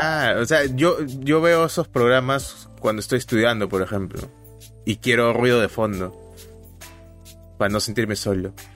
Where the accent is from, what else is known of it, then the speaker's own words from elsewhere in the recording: Peru; como buen peruano